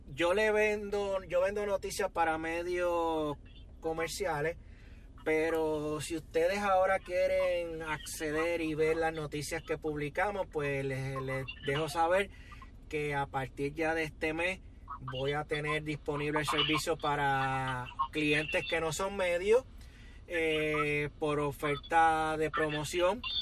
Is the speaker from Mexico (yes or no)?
no; Yabucoa, Puerto Rico; moved away; also born or lived in Río Piedras, Puerto Rico; Yo cuando salí de Yabucoa tenía una, una visión de vida distinta a la que tuve cuando me mudé a Río Piedra